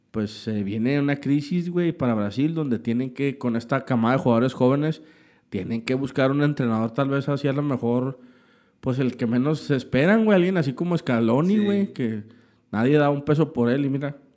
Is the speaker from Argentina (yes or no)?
no; Mexico